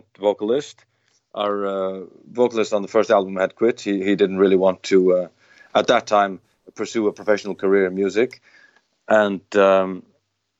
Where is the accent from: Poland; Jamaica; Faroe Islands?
Faroe Islands; We come from the Faroe Islands in the North Atlantic